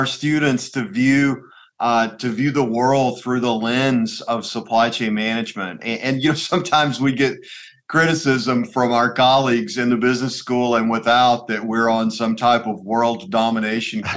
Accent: Trenton, Tennessee, United States; moved away as an adult; now in Knoxville, United States; I grew up in a small town in western Tennessee called Trenton, Tennessee

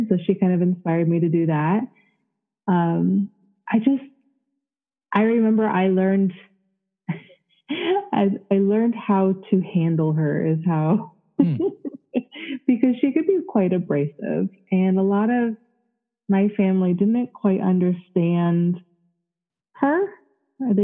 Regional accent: Florida, United States; also born or lived in Connecticut / North Carolina; we moved in with my grandmother in Florida, and I spent most of my childhood in Florida.

